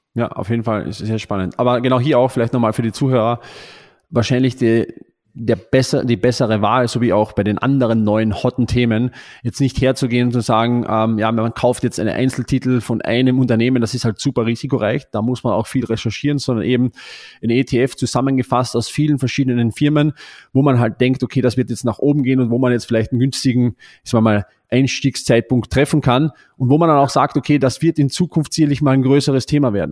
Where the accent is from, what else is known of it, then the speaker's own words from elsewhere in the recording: Austria; bei uns in Österreich